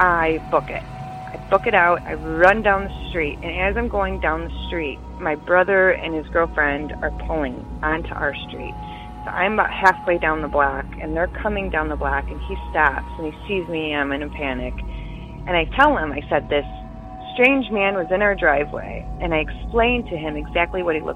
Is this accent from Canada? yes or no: no; Detroit, Michigan, United States; I am from Detroit, Michigan area